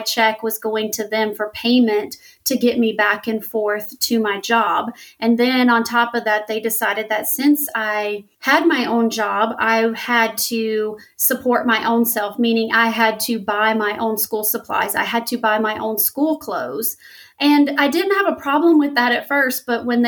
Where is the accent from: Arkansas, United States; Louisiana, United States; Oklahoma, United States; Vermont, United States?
Louisiana, United States; I grew up in Louisiana here in the United States, and I grew up extremely poor